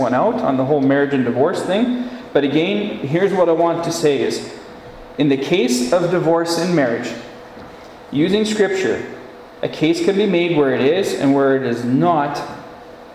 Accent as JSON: {"language": "English", "town": "Gull Lake", "region": "Saskatchewan", "country": "Canada", "tie": "born or raised there", "said": "my hometown where I grew up, Gull Lake."}